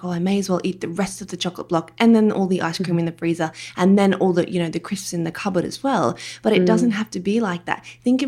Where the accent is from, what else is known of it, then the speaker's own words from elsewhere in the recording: Australia; accent: Australian; have a listen if you don't mind my Australian accent.